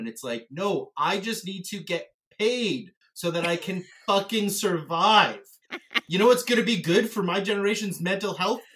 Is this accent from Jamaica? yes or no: no; Canada; I'm a Canadian theater actor